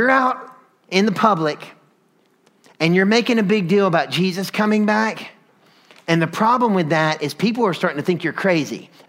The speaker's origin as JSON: {"language": "English", "region": "North Carolina", "country": "United States", "tie": "born or raised there", "moved": "yes", "lives_now": "Atlanta, United States", "said": "I grew up in North Carolina"}